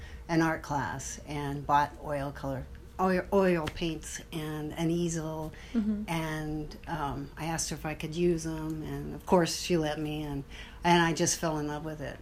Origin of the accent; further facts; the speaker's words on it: Othello, Washington, United States; also born or lived in Moses Lake, Washington / St. Louis, Missouri / Spokane, Washington; I grew up mostly in Othello, Washington